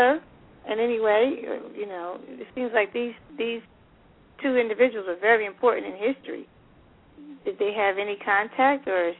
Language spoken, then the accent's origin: English; Paterson, New Jersey, United States; I was born and raised in Paterson, New Jersey, which is known as Silk City, and it was founded by Alexander Hamilton.